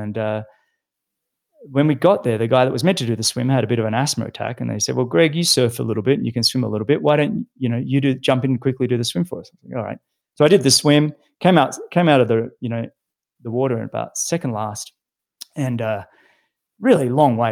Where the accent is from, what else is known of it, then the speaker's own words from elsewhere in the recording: Sydney, New South Wales, Australia; I grew up in Sydney, in a suburb called Mossman, which is on the harbour in Sydney.